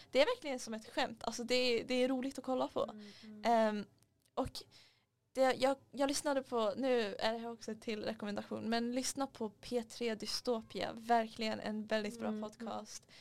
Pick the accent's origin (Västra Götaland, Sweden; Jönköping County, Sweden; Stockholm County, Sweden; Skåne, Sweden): Stockholm County, Sweden; Stockholm; Kolla jag, jag är från, från Alvik.